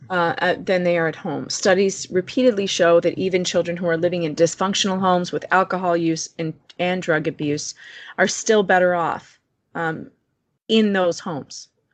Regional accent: Chicago, Illinois, United States; outside of Chicago

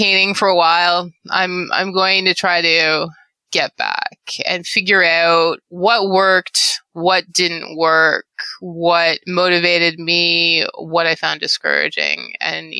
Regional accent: Canada; I'm Canadian

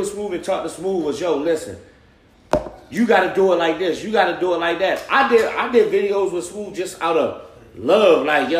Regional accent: Baltimore, Maryland, United States; also born or lived in Atlanta; So if I'm coming from West Baltimore

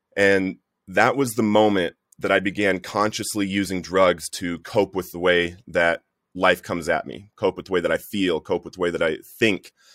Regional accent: Littleton, Colorado, United States; I grew up in Littleton, Colorado. I went to Columbine High School

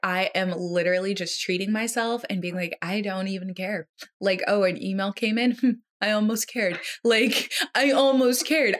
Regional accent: United States; as an American

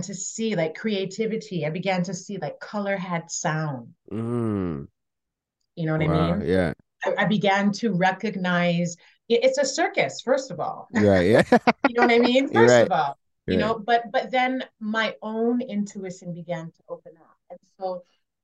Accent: Montreal, Quebec, Canada; moved away; I was born and raised in Montreal to a musical family

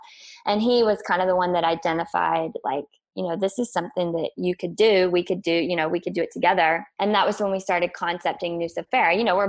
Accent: the South, United States; I was living in the Northeast for part of that. So it was a lot colder, you know, we're both from the South, humidity and all that good stuff.

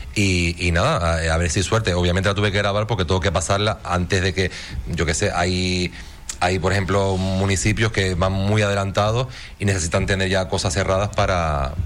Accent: Tenerife, Canary Islands, Spain; now in Fuerteventura, Spain; soy de Tenerife

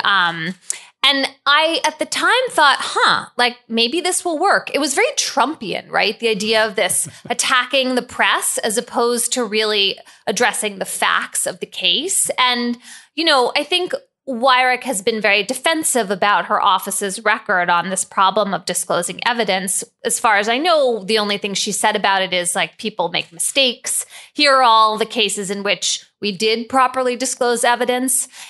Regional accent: Philadelphia, Pennsylvania, United States; when I was growing up in Philadelphia in the seventies and eighties

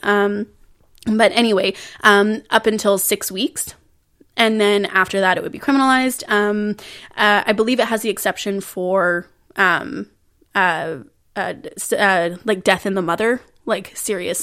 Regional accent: Canada; I was born and raised in Canada

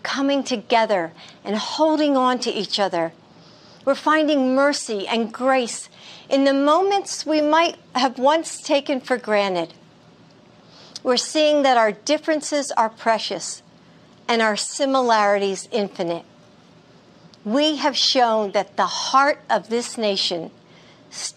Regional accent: United States; as an American

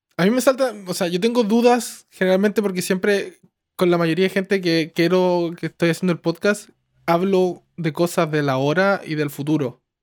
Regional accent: Chile; moved away; also born or lived in Santiago; como soy chileno, me, relacioné con harta gente, como porque pues, como soy de pueblo y me fui a Santiago

